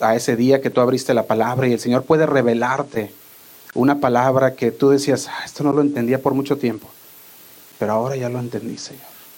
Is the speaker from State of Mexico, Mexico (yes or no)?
no; Guadalajara, Jalisco, Mexico; accent: pocho; also born or lived in Fresno, California, United States; now in United States; Yo a veces hablo medio pocho y eso que no soy de aquí, soy de Guadalajara, pero crecí la mayor parte aquí en, podría decir, la mitad de mi vida